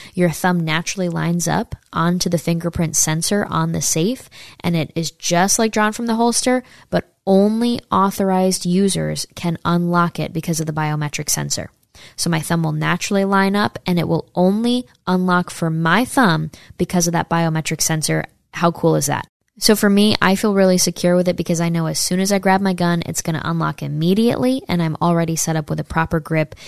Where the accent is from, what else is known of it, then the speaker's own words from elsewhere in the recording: Saratoga Springs, New York, United States; moved away; near my hometown in upstate New York. I'm from uh, Saratoga